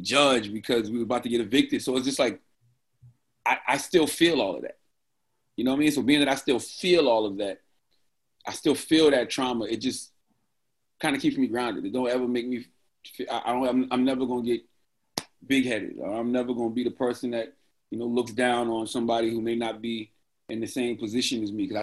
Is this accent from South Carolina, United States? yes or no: yes; Moncks Corner, South Carolina, United States; moved away; I always still feel like that little kid growing up in Moncks Corner, South Carolina.